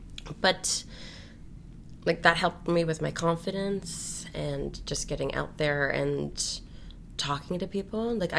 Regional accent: Glasgow, Scotland, United Kingdom; born there; I was born in Glasgow, Scotland, the Royal Infirmary there, which is fondly known as Rotten Row Hospital. Well, Glasgow's a very old city, and you'll hear I have a slight little lilt that comes out sometimes.

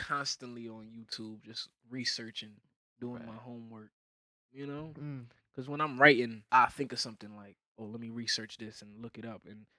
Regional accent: Connecticut, United States; I'm from Connecticut.

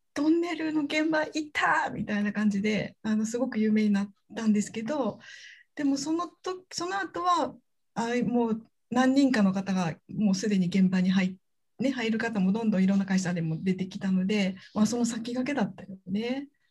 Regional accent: Hyogo, Japan; accent: Kansai dialect; 実は同じ兵庫県出身なので今日はきっと関西弁になっちゃうかな

